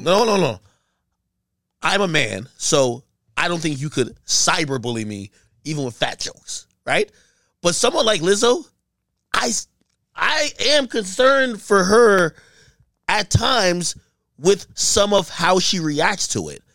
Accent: Hackensack, New Jersey, United States; also born or lived in Jamaica; I grew up in Jersey, so it's a Hackensack

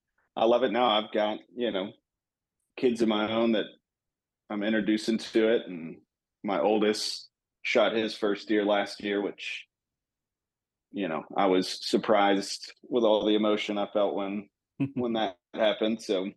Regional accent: Texas, United States; Born and raised in Texas. So new to all the Oklahoma stuff, but we have, we've been leasing land in Texas as long as I can remember.

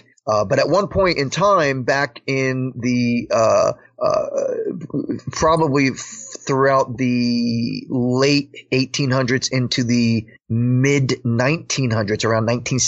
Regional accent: Paterson, New Jersey, United States; I was born and raised in Patterson, New Jersey, and it's the predominant ethnic group of people there are Afro-Americans.

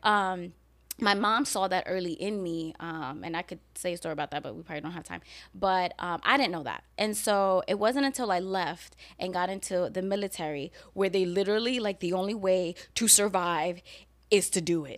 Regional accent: New York City, New York, United States; now in Florida, United States; growing up in New York and growing up in the hood

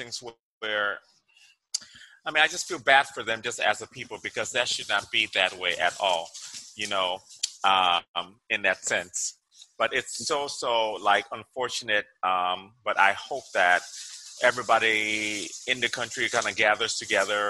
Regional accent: Liberia; moved away; I grew up with nothing but Lebanese, Indian, and Chinese kids in West Africa, in Liberia growing up.

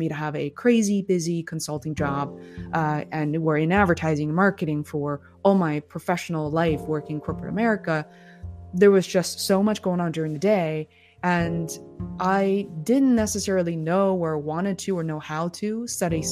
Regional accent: Beijing, China; moved away as an adult; also born or lived in Boston, United States; now in United States; Growing up in Beijing

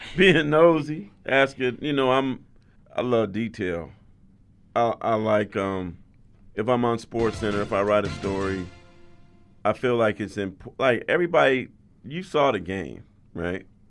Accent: San Jose, California, United States; also born or lived in Louisiana; I grew up in San Jose

